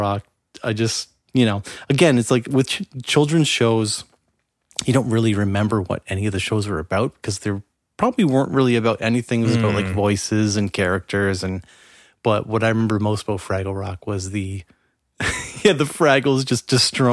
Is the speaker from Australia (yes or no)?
no; Canada; being Canadian